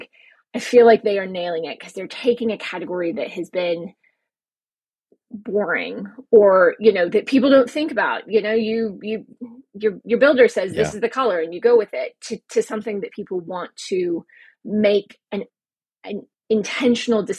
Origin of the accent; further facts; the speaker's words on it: United States; moved away as an adult; also born or lived in Paris, France; now in Europe; I'm American